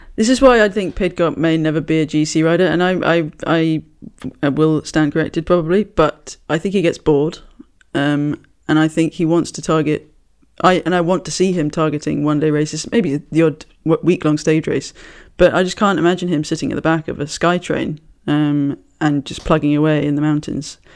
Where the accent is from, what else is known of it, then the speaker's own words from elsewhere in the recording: United Kingdom; I'm British.